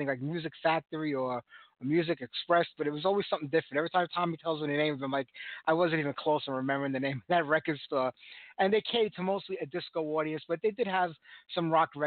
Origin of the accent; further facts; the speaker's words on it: New York City, New York, United States; when I grew up in Brooklyn, back in Bensonhurst